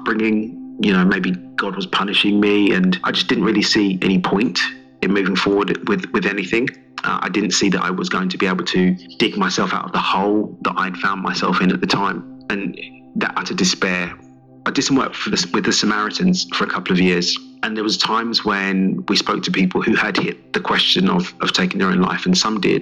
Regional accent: London, United Kingdom; accent: English; I'm from East London originally

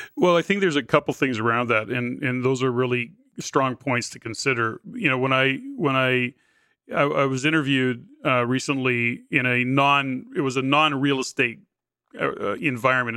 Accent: Edmonton, Alberta, Canada; moved away; I'm from Edmonton, born and raised in Edmonton as well.

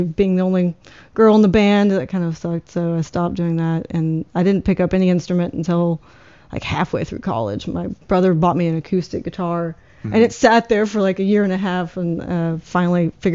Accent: Indianapolis, Indiana, United States; moved away as an adult; also born or lived in Roanoke, Virginia; now in Richmond, United States; I'm from Indianapolis originally

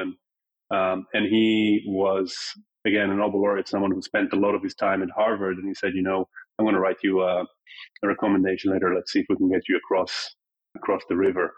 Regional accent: Tel Aviv, Tel Aviv District, Israel; moved away; also born or lived in New York City; I was born in New York, but grew up in Tel Aviv and was too young to remember when my parents moved

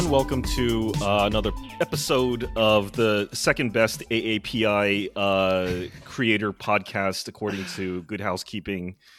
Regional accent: New York, United States; as a New Yorker, as a constituent

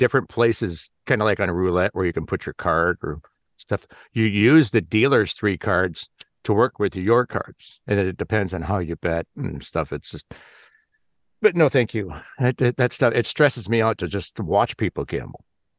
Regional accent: Illinois, United States; I grew up in just outside Chicago

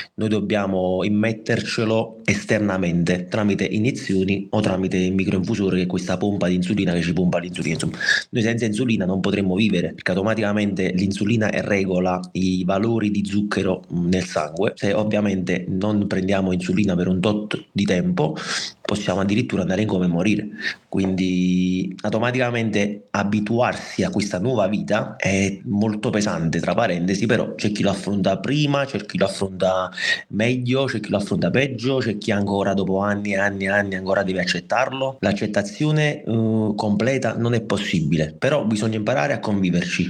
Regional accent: Naples, Campania, Italy; vengo da Napoli

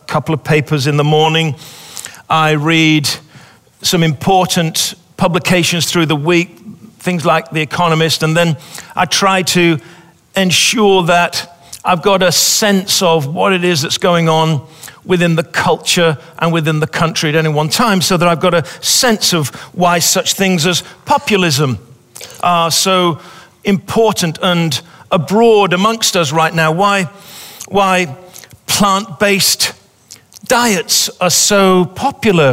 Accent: England, United Kingdom; moved away as an adult; also born or lived in Pawleys Island, South Carolina; now in South Carolina, United States; we're English people

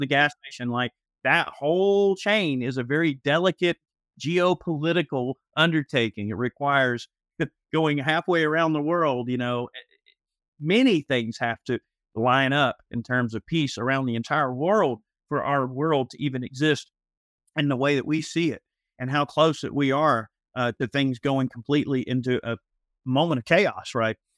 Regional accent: Georgia, United States; I've lived in Georgia my whole life. I, I have lived literally within, I would say, let's see, Fulton, I have lived within a twenty-five mile radius of the hospital I was born in my whole life

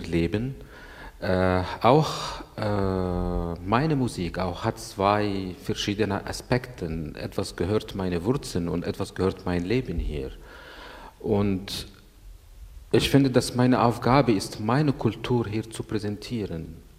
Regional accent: Egypt; German is a second language; moved away as an adult; also born or lived in Italy / Salzburg, Austria / Vienna, Austria; ich bin Ägypter, Anna Masri, aber ich habe gelebt in Europa mehr

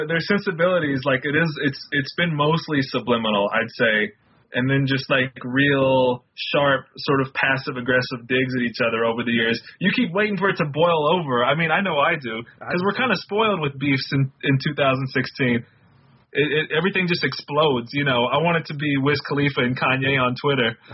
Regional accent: the South, United States; Growing up in the South and like you got so into no limit that you kind of had to almost retreat from it

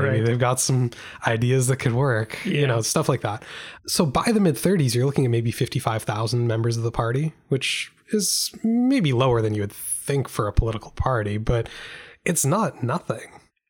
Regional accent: Canada; As a Canadian, just saying that just hurts my soul a little bit.

